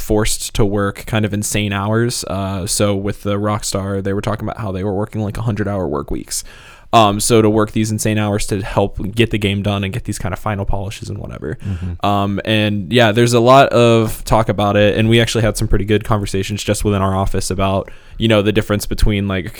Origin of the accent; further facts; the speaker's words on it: Marengo, Ohio, United States; I grew up in a town called Marengo, Ohio